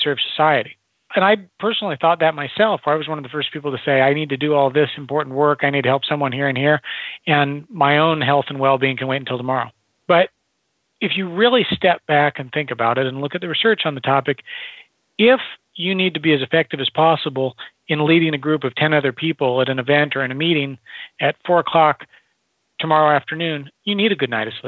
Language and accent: English; Nebraska, United States; I grew up in Nebraska in the Midwest